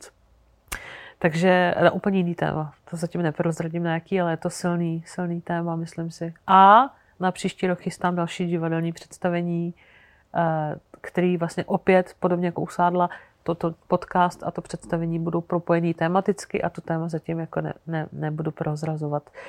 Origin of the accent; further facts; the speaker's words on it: Algeria; já jsem prožila dětství v Alžírsku, protože můj táta Sudánec tam pracoval, on tam učil na univerzitě, eh, a, takže jsme tam jako strávali 10 let